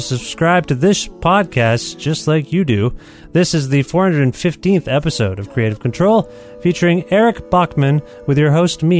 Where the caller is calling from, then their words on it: Guelph, Ontario, Canada; It's a sunny, beautiful day here in Guelph, Ontario, where I'm calling you from.